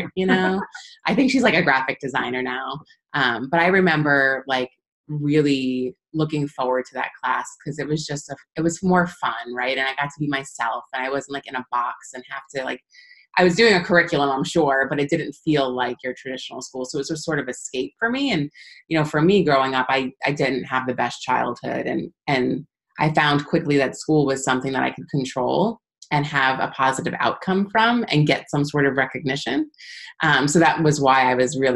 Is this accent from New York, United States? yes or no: yes; Long Island, New York, United States; moved away as an adult; also born or lived in Linden, New Jersey; I'm from Long Island originally